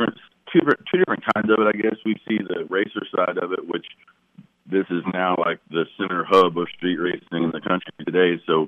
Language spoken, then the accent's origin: English; Louisville, Kentucky, United States; now in Oklahoma, United States; I'm a transport from Louisville, Kentucky to here, but I am now an Okie, and I'm proud of it.